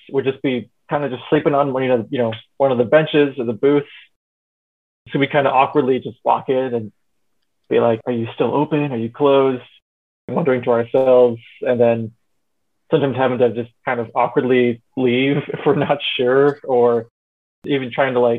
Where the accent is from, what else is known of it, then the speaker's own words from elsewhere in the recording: United States; also born or lived in China; As an American